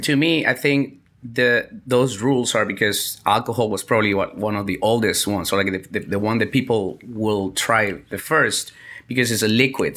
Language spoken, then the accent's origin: English; Venezuela; moved away as an adult; also born or lived in Vietnam; I'm from Venezuela